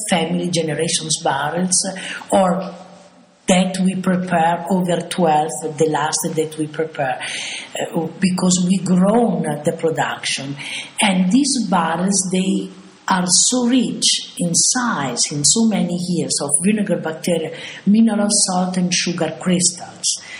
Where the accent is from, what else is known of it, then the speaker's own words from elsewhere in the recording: Bologna, Emilia-Romagna, Italy; English is a second language; moved away as an adult; now in Modena, Italy; I came from Bologna